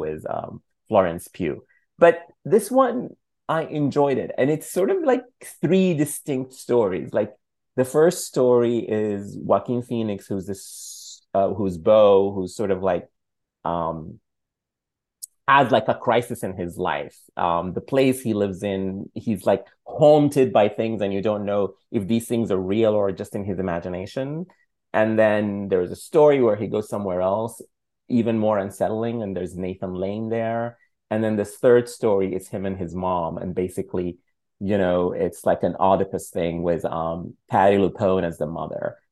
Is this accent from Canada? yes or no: no; Sudan; moved away; I'm from Sudan.